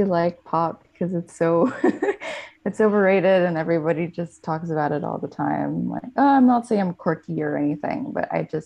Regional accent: Philippines; I'm 17 and I'm from the Philippines.

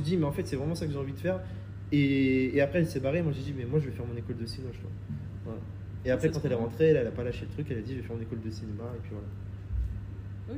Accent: Reims, Grand Est, France; moved away as an adult; also born or lived in Paris; je viens de Reims à la base

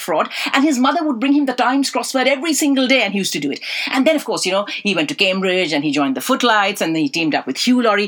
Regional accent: Delhi, India; moved away as an adult; also born or lived in Calcutta; now in London, United Kingdom; I was born in Calcutta. I was raised in Delhi.

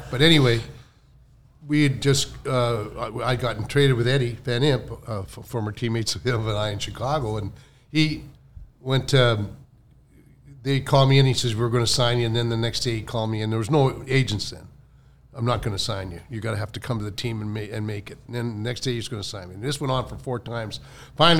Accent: Calgary, Alberta, Canada; moved away; I was from Calgary, which is a, you know, cow town

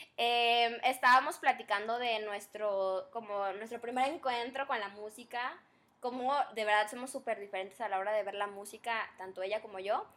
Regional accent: Chetumal, Quintana Roo, Mexico; moved away; yo no soy, yo no soy de aquí, soy de Chetumal, un pueblito precioso

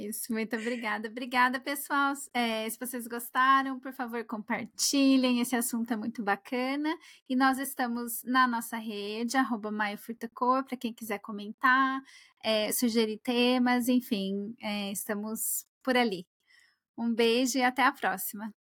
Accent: Brazil; moved away; que saí do Brasil

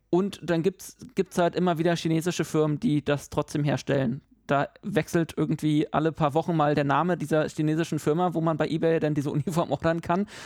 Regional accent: Berlin, Germany; moved away; ich bin Berliner

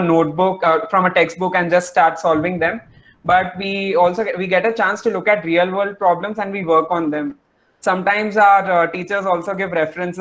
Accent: Chennai, Tamil Nadu, India; I'm from Chennai

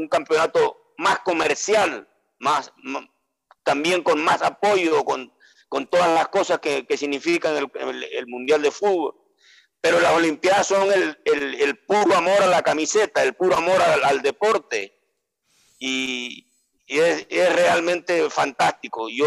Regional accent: Venezuela; ¿de dónde eres? soy venezolano, ah, Venezuela, Suramérica.

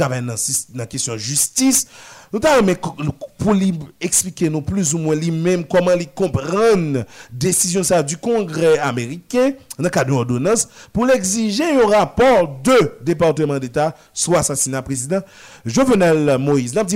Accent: Haiti; alors que chez nous en Haïti, nous pas vraiment comprendre comment la justice haïtienne a avancé dans le cadre de dossier ça.

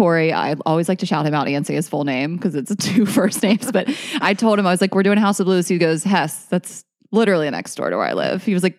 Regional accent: Delaware, United States; moved away; I'm not from Philly, obviously I'm from Delaware, but like very close to Philly. That's my home city.

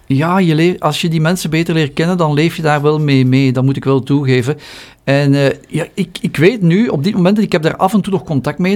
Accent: Flanders, Belgium; hier bij ons in Vlaanderen

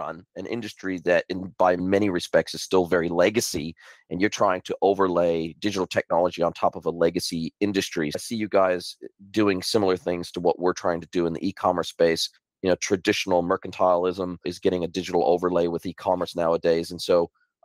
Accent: Southern California, United States; moved away as an adult; now in New Zealand; I grew up in Southern California, and I was already living on my own at this stage

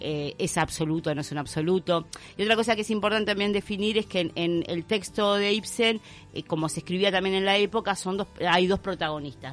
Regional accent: Uruguay; como uruguayos

